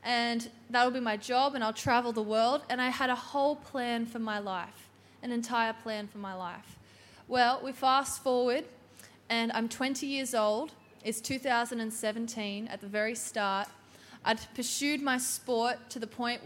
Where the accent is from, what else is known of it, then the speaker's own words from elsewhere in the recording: New South Wales, Australia; I'm from New South Wales